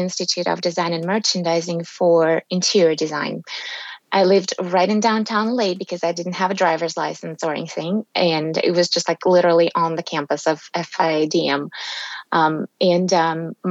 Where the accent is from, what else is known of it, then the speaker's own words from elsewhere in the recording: Russia; moved away as an adult; also born or lived in Texas, United States; now in Tennessee, United States; growing up in Soviet Union and post-Soviet Russia